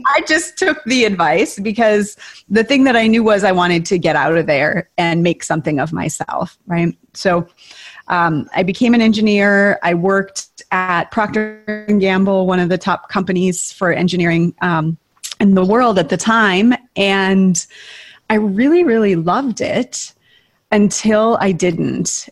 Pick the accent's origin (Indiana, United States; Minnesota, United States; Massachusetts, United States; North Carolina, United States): Minnesota, United States; Tower; moved away; I grew up in Tower, Minnesota, population 502